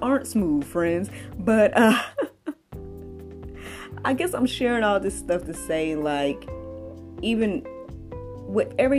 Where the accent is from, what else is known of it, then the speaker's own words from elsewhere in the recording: Georgia, United States; moved away as an adult; led me back here to Georgia, which is my home state